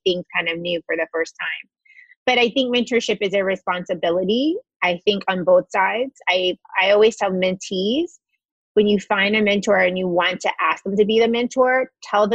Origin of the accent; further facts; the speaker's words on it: Chattanooga, Tennessee, United States; I grew up in Chattanooga, Tennessee